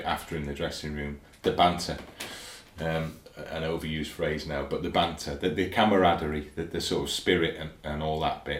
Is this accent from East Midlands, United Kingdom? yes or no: no; Ruabon, Wales, United Kingdom; also born or lived in Liverpool; No, this isn't where I was brought up. My parents moved to Llangollen from Rhiwabon, just down the road, 6 miles away. So that's where I was born in Liverpool, but we moved when I was 8 or 9 to Ruabon. So I grew up just down the road from here, basically.